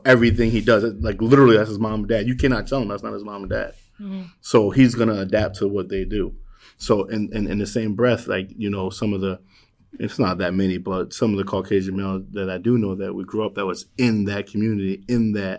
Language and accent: English; Danbury, Connecticut, United States; I grew up in Danbury at a place called High Ridge.